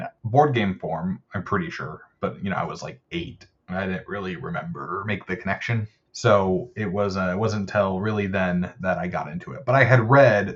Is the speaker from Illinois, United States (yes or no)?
no; Bismarck, North Dakota, United States; also born or lived in Utah; now in North Dakota, United States; I grew up in Bismarck, North Dakota